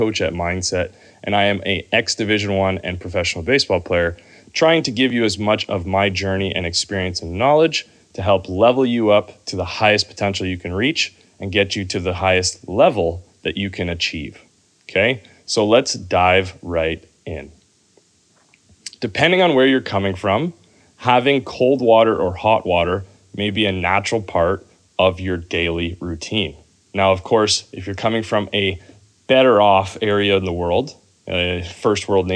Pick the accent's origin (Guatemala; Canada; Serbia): Canada; I'm coming from Canada and I'm a pretty fortunate athlete growing up